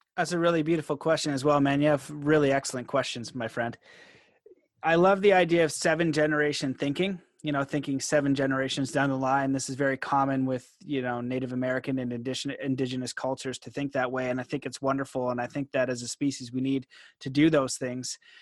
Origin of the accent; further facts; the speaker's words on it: Canada; I'm Canadian